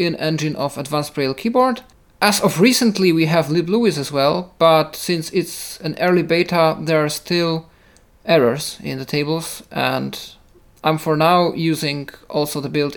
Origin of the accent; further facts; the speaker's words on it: Poland; first language Polish; English is a second language; For me, it's Polish, I guess, because that's my native language, so I use it the most